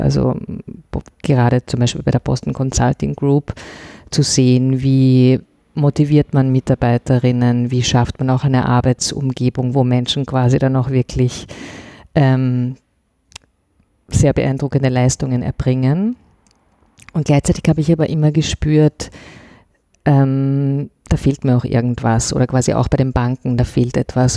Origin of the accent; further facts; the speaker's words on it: Vienna, Austria; ich bin in Wien geboren und auch hier aufgewachsen